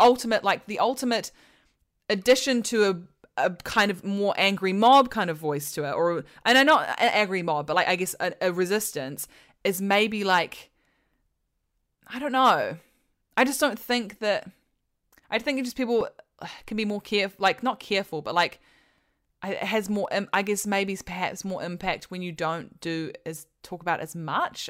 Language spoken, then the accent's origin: English; New Zealand; now in England; I'm from New Zealand and I live in England and I am not an American